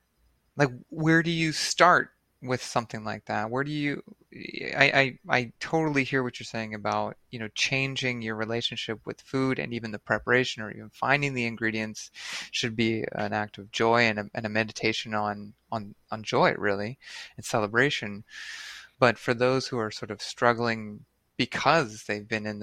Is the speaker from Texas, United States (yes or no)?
no; central Pennsylvania, United States; now in New York, United States; I come from Pennsylvania, and Pennsylvania is like, especially where I'm from